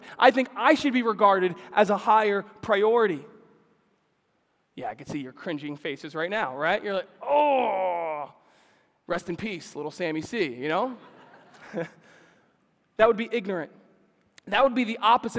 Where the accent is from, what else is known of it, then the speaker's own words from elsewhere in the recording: New York City, New York, United States; Growing up in New York City